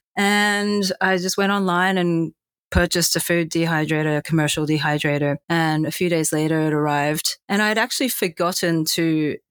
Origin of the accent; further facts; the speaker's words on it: Australia; moved away; also born or lived in Japan / Hong Kong; I grew up in Australia. So I was born in Japan, but my family and I, we all moved to Australia when I was 10 months old. So essentially, I grew up as an Aussie